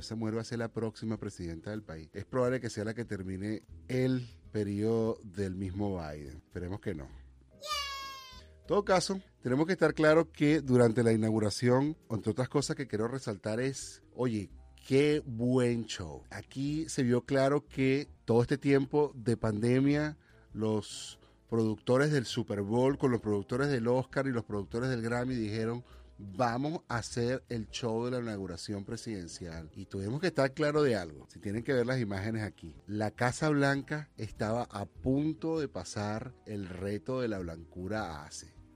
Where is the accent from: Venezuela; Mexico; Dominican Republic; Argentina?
Venezuela; now in United States; como venezolano